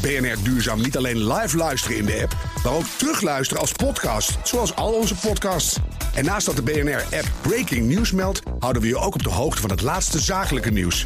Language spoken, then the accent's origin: Dutch; Amsterdam, North Holland, Netherlands; ik in ieder geval als Amsterdammer